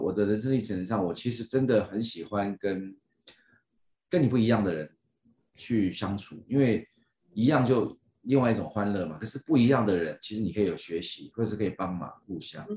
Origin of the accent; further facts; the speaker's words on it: Miaoli County, Taiwan; moved away; also born or lived in Yilan; 我妈刚好是从嘉义嫁到，嫁到苗栗来